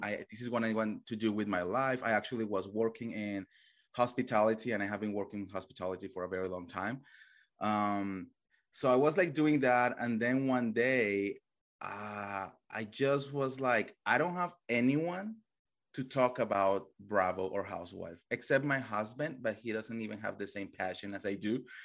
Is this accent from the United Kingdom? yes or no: no; Colombia; English is a second language; moved away; I come from Colombia